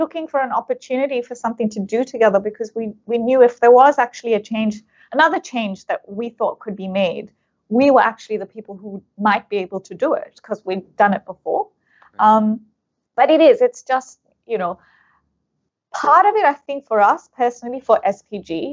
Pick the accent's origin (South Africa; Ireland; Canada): South Africa; now in Australia; I'm South African of Indian origin, and I grew up in apartheid South Africa